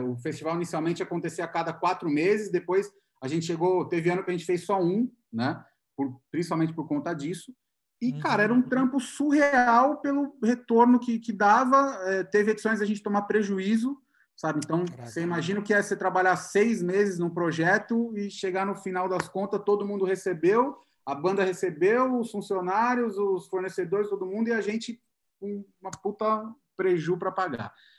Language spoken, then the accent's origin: Portuguese; Santo André, São Paulo, Brazil; moved away as an adult; now in São Paulo, Brazil; Eu sou de Santo André. Na verdade, eu moro em São Paulo há três anos e pouco